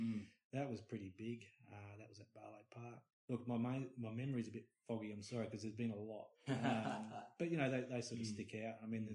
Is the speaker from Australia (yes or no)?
yes; Adelaide, South Australia, Australia; I grew up with in Adelaide, and, you know, from seeing them start out in little pubs and whatnot down south and playing to me and the crew